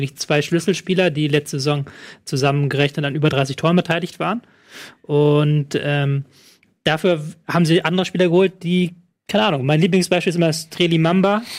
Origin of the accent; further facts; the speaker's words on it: Germany; ich bin ja überkorrekter Deutscher